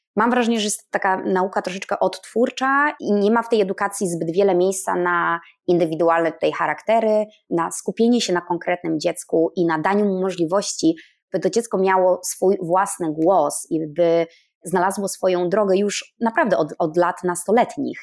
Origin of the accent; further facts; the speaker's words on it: Stargard, West Pomeranian Voivodeship, Poland; moved away; ja pochodzę z północy Polski, z małego miasteczka ze Stargardu Szczecińskiego, spod Szczecina.